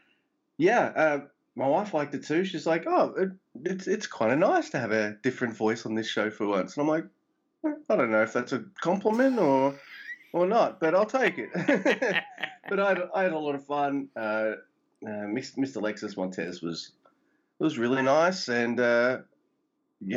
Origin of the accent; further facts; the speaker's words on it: Australia; I'm Aussie